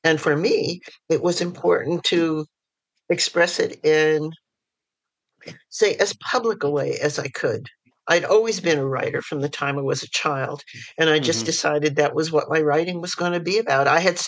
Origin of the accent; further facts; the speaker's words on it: New York City, New York, United States; And I was born in New York City, and I was raised in various parts of the city and also the suburbs, and back in the city for high school.